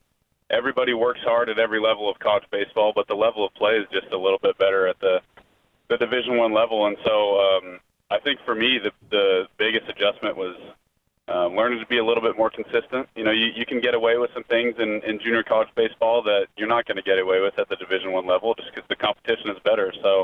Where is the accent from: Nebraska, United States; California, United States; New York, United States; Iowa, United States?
Nebraska, United States; Lincoln; because I grew up in Lincoln. I've been a Husker fan my entire life.